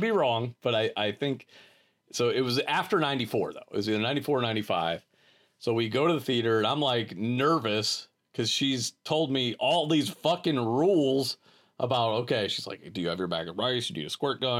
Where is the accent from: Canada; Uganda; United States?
United States; Akron, Ohio; growing up in Akron, there was a theater